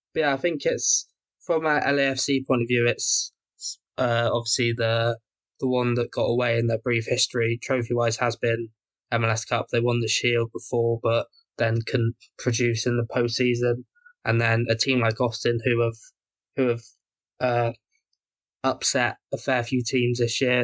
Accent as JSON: {"language": "English", "region": "England", "country": "United Kingdom", "said": "as an Englishman"}